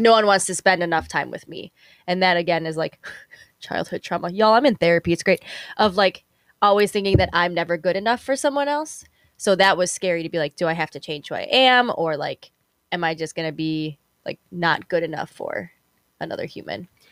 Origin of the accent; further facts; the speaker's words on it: Chicago, Illinois, United States; Chicago really is my home